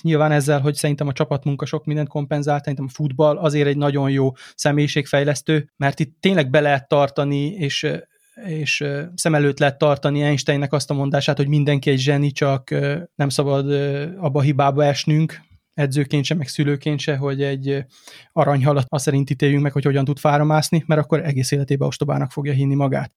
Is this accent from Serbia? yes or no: yes; Délvidék, Vojvodina, Serbia; mindketten a délvidékről származunk, tehát gyakorlatilag ugyanolyan keretrendszerben nőttünk föl